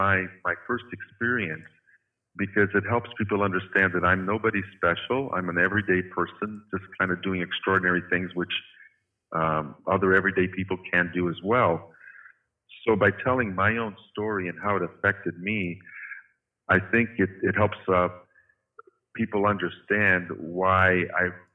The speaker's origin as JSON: {"language": "English", "region": "Midwest", "country": "United States", "tie": "born or raised there", "also_born_or_lived": "Fort Wayne, Indiana", "said": "when I grew up in the Midwest in the 60s and 70s"}